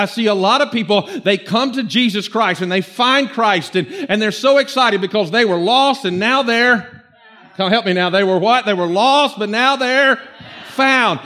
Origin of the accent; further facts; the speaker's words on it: Norcross, Georgia, United States; I grew up on Buford Highway, but before that, the first few years of my life, where my parents were from, a little place